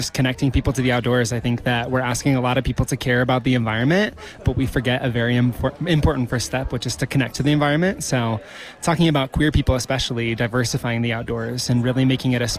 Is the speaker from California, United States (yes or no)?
no; Nebraska, United States; now in Bend, United States; I'm from Nebraska. It's a very different place than where I am now in Bend, Oregon.